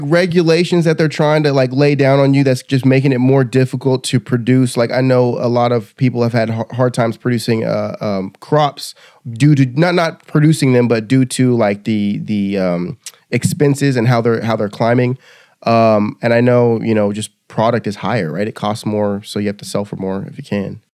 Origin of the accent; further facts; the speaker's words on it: California, United States; also born or lived in Kansas; now in Texas, United States; I'm originally from California. I moved here from California, went to college in Kansas